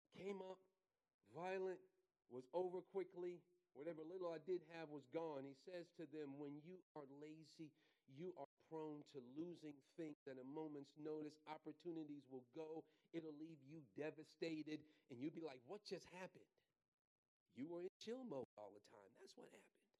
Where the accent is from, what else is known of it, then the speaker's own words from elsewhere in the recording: New York City, New York, United States; growing up in Brooklyn